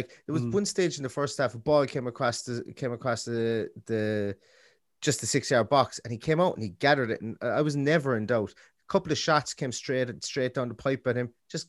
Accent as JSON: {"language": "English", "country": "Ireland", "said": "we're two fellas from Ireland"}